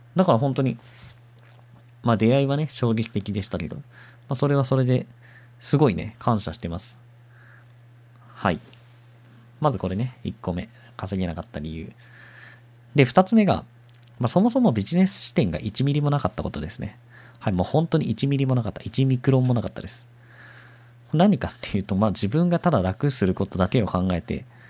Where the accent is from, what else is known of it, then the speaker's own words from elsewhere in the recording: Mie, Japan; moved away as an adult; also born or lived in Shizuoka; 三重県で、生まれ育って、高校まで三重県のね、高校行ったんですけど